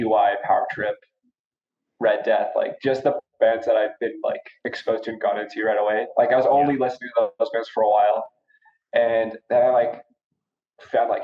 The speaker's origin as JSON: {"language": "English", "town": "Cranbrook", "region": "British Columbia", "country": "Canada", "tie": "born or raised there", "moved": "yes", "lives_now": "Calgary, Canada", "said": "my hometown Cranbrook"}